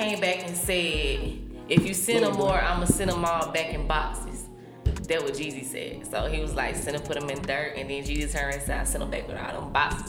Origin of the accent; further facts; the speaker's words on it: Atlanta, Georgia, United States; I'm straight Atlanta, baby. Kirkwood, baby. Hood, baby. The only original house on Clifton Street, boo.